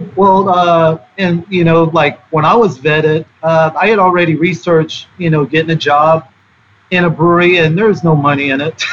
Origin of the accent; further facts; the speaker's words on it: the South, United States; I grew up in the South